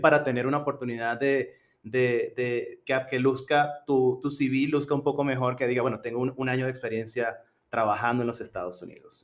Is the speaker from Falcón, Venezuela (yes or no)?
yes; Coro, Falcón, Venezuela; accent: Venezuelan; moved away as an adult; also born or lived in Colombia / Pennsylvania / Rhode Island; now in United States; en Venezuela yo solía ser profesor de inglés en una universidad en, mi ciudad natal, Coro, Estado Falcón, Venezuela